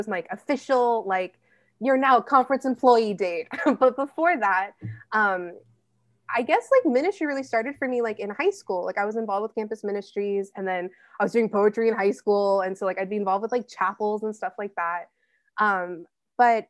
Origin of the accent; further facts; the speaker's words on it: Riverside, California, United States; moved away as an adult; now in San Luis Obispo, United States; I grew up in La Sierra